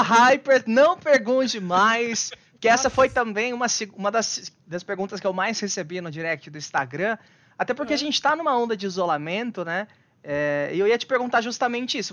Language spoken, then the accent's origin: Portuguese; Bauru, São Paulo, Brazil; Bauru, interior de São Paulo, lá daqui umas duas horinhas.